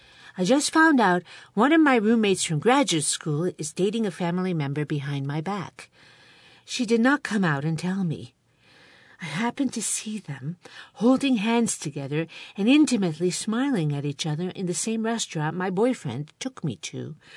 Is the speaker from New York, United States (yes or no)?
yes; Binghamton, New York, United States; my hometown, Parlor City.